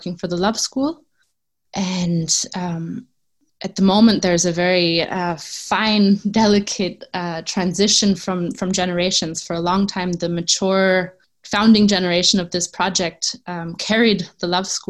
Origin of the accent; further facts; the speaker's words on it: New York City, New York, United States; moved away as an adult; now in Tamera, Portugal; I am originally from New York City, and I come from an activist background.